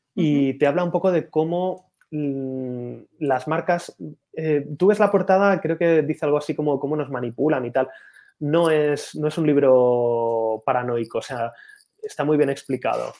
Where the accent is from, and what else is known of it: Spain